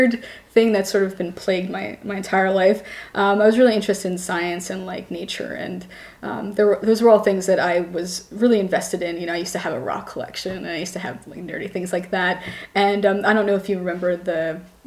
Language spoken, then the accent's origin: English; Caldwell, New Jersey, United States; moved away as an adult; also born or lived in Newark, New Jersey / Basking Ridge, New Jersey / London; now in Philadelphia, United States; I was born in northern New Jersey. I grew up in Newark first and then Caldwell.